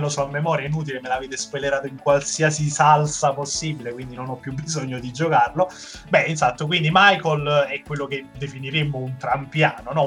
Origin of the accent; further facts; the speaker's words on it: Naples, Campania, Italy; Da buon napoletano